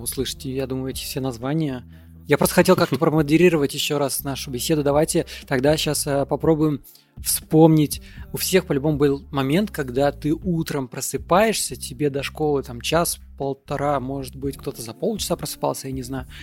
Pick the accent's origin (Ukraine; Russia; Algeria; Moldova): Moldova; я родился не в России, я родился в Молдове